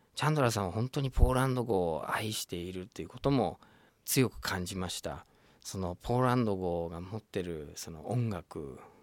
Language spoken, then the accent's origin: Japanese; United States; first language English; Japanese is a second language; moved away as an adult; now in Japan; シカゴっていうアメリカの街僕のふるさとに近いところで